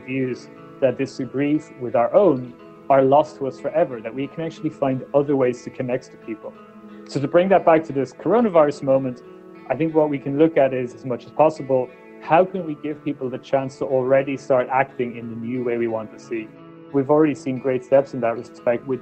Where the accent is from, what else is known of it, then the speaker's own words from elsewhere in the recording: Ireland; I was born in Ireland in the 1980s